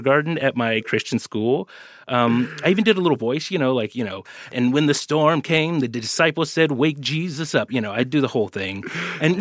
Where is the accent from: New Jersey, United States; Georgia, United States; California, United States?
California, United States; Oakland; I grew up in the Bay Area in Oakland